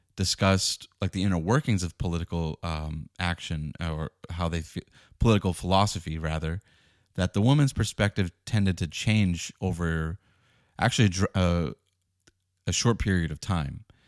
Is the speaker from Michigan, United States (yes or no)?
no; Boston, Massachusetts, United States; I grew up in the Northeast in Boston